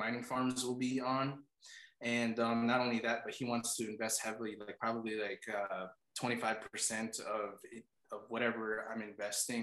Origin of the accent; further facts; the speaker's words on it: New York, United States; also born or lived in Philippines; I'm American. My parents are from the Philippines. But over here in New York